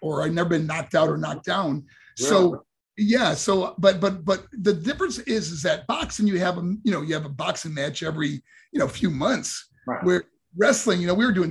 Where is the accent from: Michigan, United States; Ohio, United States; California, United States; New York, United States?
New York, United States; moved away as an adult; also born or lived in Colorado Springs, Colorado; my first professional boxing match in my hometown in New York